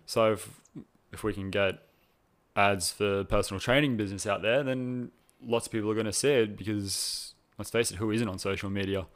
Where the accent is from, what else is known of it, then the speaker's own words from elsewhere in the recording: Cronulla, New South Wales, Australia; I'm originally from Cronulla in New South Wales